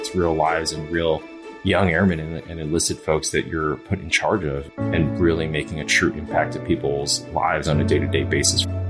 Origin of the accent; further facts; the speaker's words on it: New York, United States; moved away; I grew up in New York